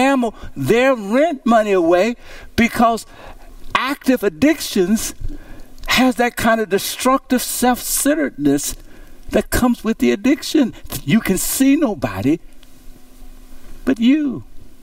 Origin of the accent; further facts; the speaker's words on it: Louisiana, United States; growing up in Cushell, Louisiana